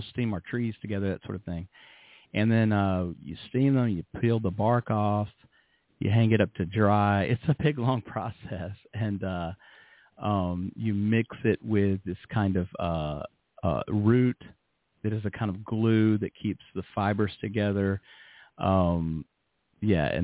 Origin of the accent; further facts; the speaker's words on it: Birmingham, Alabama, United States; moved away as an adult; also born or lived in Manhattan, New York / Los Angeles, California / West Palm Beach, Florida; now in Yamaguchi, Japan; I grew up in Birmingham, Alabama, but I later lived in Manhattan and in Los Angeles and West Palm Beach, Florida